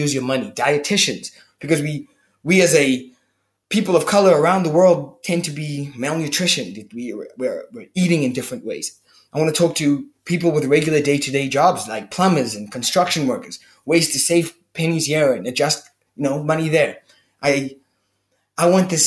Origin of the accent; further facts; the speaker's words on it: Cape Town, Western Cape, South Africa; I'm from Cape Town, South Africa